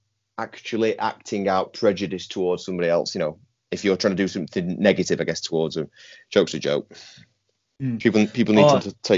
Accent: Northern England, United Kingdom; You know, as a Northerner, I've never voted Conservative, and they're going further right.

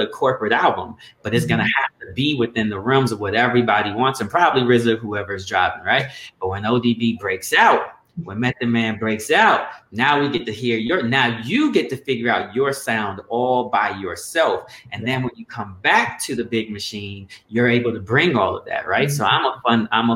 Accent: Colorado, United States; I actually grew up in Colorado

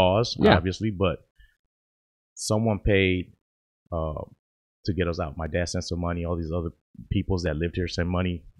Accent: Hialeah, Florida, United States; English is a second language; also born or lived in Nicaragua; now in Toledo, United States; growing up in Miami, in a Nicaraguan neighborhood. I lived in Hialeah.

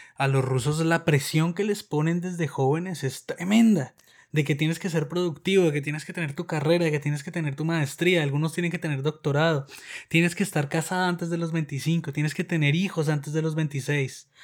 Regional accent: Colombia; now in Moscow, Russia; Soy un colombiano que vive en Moscú desde hace muchos años

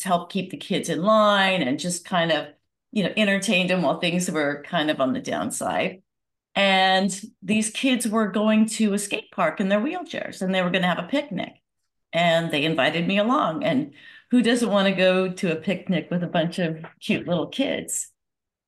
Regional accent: Santa Monica, California, United States; I grew up in Southern California in a sleepy little town called Santa Monica

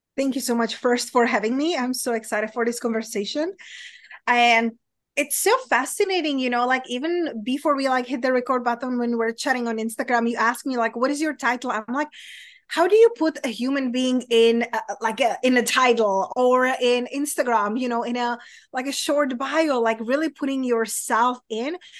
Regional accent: Czechia; accent: Czech; English is a second language; moved away; my accent, it's weird, but it's from Europe, it's from Czech Republic

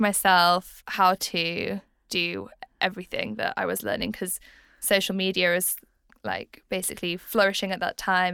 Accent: Leeds, Yorkshire and the Humber, United Kingdom; I am from Leeds

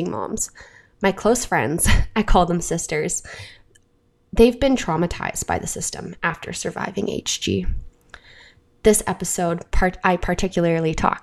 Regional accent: Canada; I'm your Canadian host

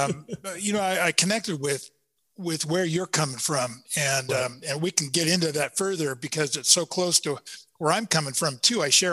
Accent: Seattle, Washington, United States; now in Sequim, United States; I'm from Seattle

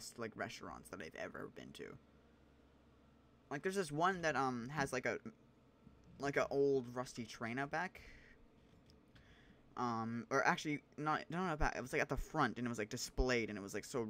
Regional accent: Canada; I'm Canadian

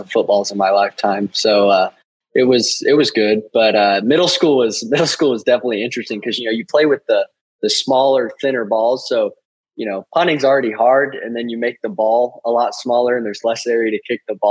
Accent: Piedmont, Oklahoma, United States; I grew up in Piedmont, Oklahoma

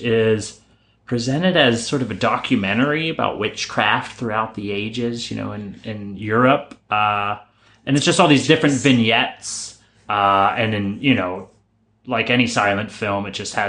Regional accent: Pittsburgh, Pennsylvania, United States; we're from Pittsburgh

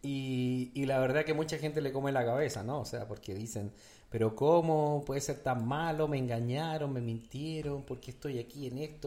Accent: Chile; En mi país, Chile

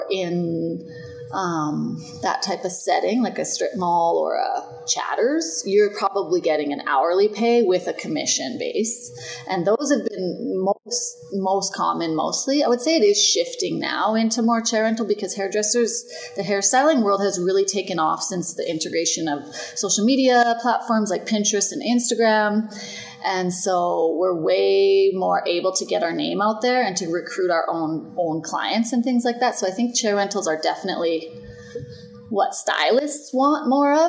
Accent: Canada; also born or lived in Melbourne, Australia; now in Edmonton, Canada; I'm from Canada

